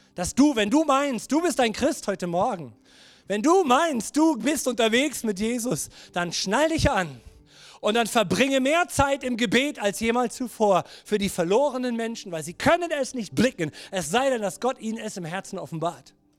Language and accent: German; Germany; ich als Deutscher